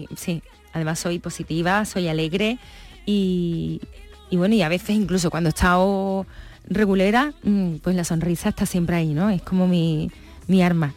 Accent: Coria, Spain; Y menos en Coria. Fíjate, yo para mí, mi pueblo

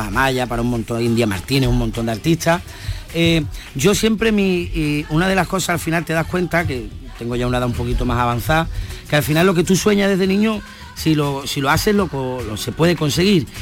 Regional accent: Andalusia, Spain; nosotros andaluz

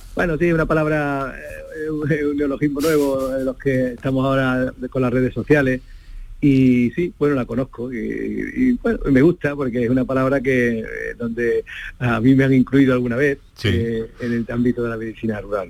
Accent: Coripe, Andalusia, Spain; moved away as an adult; also born or lived in El Coronil / Pruna; now in Cañada Rosal, Spain; yo soy de un pueblo, yo nací en Coripe, en Sevilla, un pueblecito pequeño de la Sierra Sur de, Sevilla

